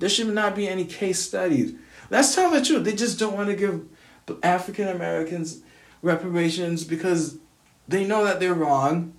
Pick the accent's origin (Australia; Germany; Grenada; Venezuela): Grenada; now in United States; I'm from Grenada.